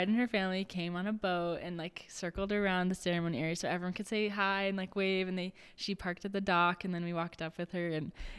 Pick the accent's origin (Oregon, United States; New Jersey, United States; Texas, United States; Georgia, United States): Oregon, United States; moved away; I'm from Oregon, and so it's like going home.